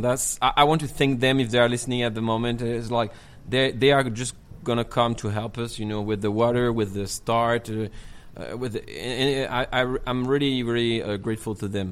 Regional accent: Marseille, Provence-Alpes-Côte d'Azur, France; English is a second language; now in Chongqing, China; I'm from Provence. You know, uh, Marseille

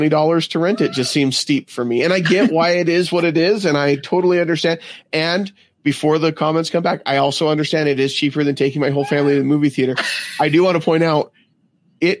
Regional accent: Utah, United States; I grew up in Utah

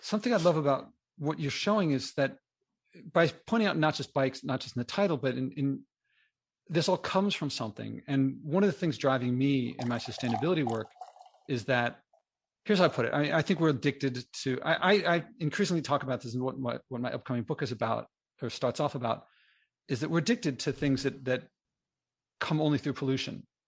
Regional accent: Philadelphia, Pennsylvania, United States; now in New York City, United States; I grew up in Philadelphia and moved to New York City

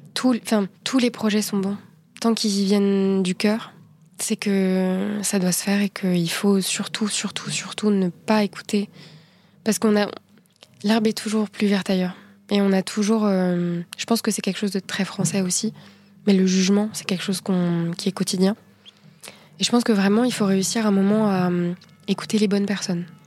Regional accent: France; En tant que Française

